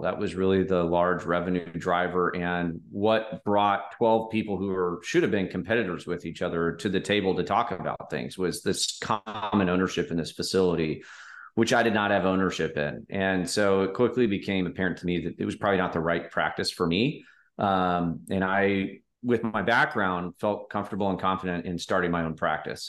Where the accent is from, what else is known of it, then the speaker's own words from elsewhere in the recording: Omaha, Nebraska, United States; I grew up in the Midwest in Omaha